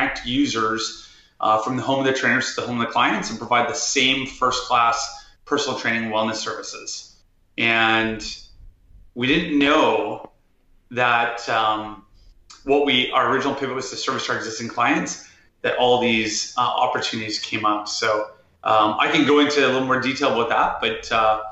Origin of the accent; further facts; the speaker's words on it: Vancouver, British Columbia, Canada; growing up in Vancouver, Canada, I was always an athlete.